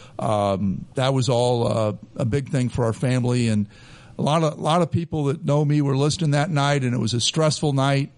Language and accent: English; Muncie, Indiana, United States; moved away as an adult; now in Dayton, United States; I was born in Muncie, Indiana, grew up there, went to high school there